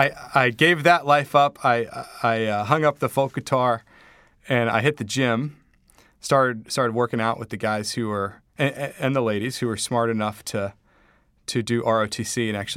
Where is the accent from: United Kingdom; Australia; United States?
United States; Charlotte, North Carolina; I felt very blessed having grown up with the opportunities I'd had, gone to great schools, growing up in Charlotte and then being in college.